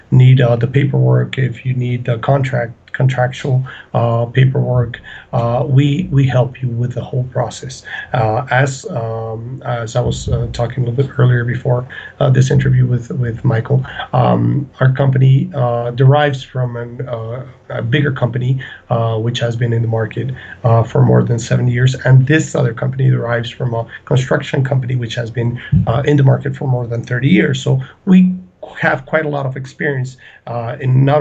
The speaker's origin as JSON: {"language": "English", "country": "Ecuador", "also_born_or_lived": "Colombia", "said": "I'm from Ecuador, originally born in Ecuador, but my family is Colombian"}